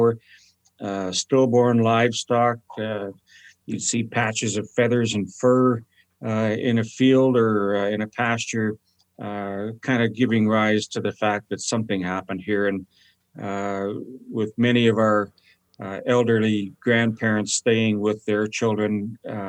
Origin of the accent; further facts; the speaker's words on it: Saskatoon, Saskatchewan, Canada; I was born in Pleasant Hill in Saskatoon